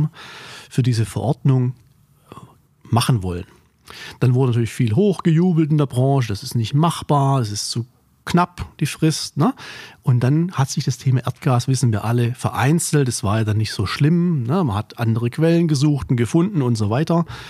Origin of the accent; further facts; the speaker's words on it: Korb, Baden-Württemberg, Germany; Korb ist ein kleines Dörflein, ein Weiler mehr oder weniger im Remstal, nördlich von Stuttgart, meine Heimat